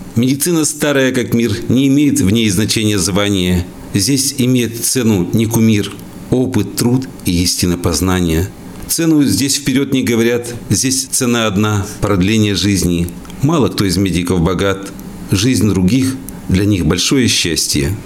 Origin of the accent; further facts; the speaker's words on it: Izhevsk, Udmurtia, Russia; Я родился в Ижевске, в Ленинском районе. Были у меня друзья, и часто мы смотрели в сторону речки Пироговка